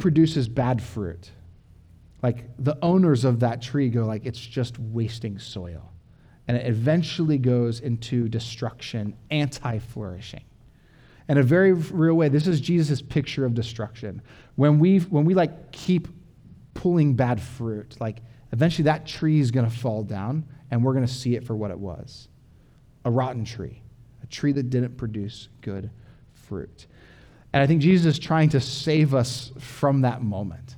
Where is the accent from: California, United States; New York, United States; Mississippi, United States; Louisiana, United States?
California, United States; Orange County; moved away; I'm from Orange County, where I had like cement city, like my backyard was like the size of this podium